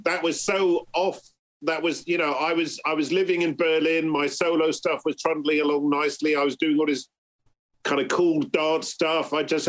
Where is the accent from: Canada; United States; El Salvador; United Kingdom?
United Kingdom; Bristol, South West England; because I'm growing up in Bristol, like … and all that, they're like my mates.